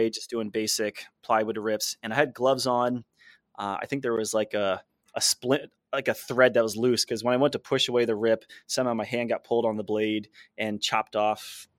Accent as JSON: {"language": "English", "region": "New Jersey", "country": "United States", "tie": "born or raised there", "said": "I grew up in Jersey on the East Coast"}